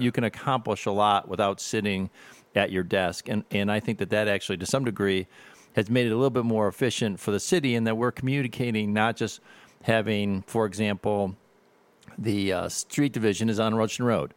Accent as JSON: {"language": "English", "town": "Avon Lake", "region": "Ohio", "country": "United States", "tie": "born or raised there", "lives_now": "Perrysburg, United States", "said": "I grew up in Avon, Lake Ohio"}